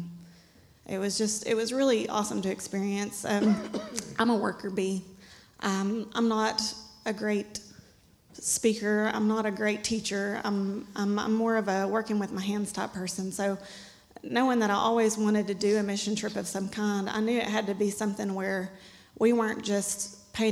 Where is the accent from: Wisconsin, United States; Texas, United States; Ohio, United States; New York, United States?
Texas, United States; Paris; I'm born and raised in Lamar County. I mean... never been outside of here